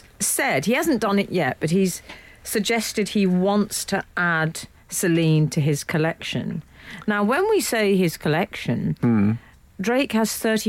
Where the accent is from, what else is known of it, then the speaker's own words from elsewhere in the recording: London, United Kingdom; I'm from London.